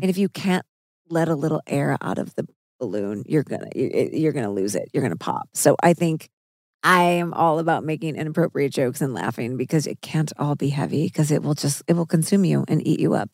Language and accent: English; Missouri, United States; I'm from Missouri